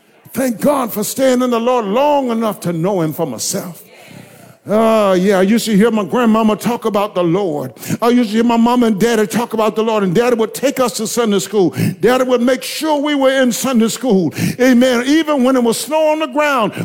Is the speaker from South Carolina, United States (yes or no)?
yes; Blair, South Carolina, United States; I come from Blair